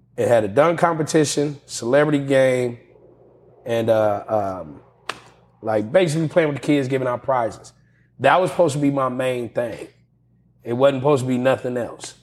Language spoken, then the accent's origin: English; Pasadena, California, United States; They knew I was from Pasadena